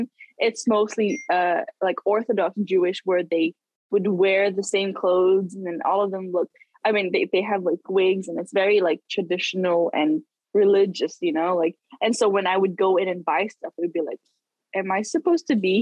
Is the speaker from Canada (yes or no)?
no; Macau; now in United States; Growing up in Macau